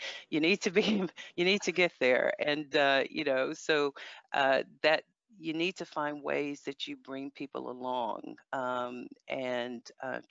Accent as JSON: {"language": "English", "country": "United States", "tie": "born or raised there", "moved": "yes", "said": "I grew up in America. I'm American"}